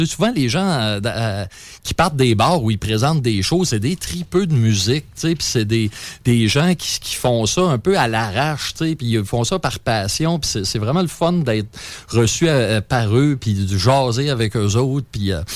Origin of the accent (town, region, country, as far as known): Quebec, Canada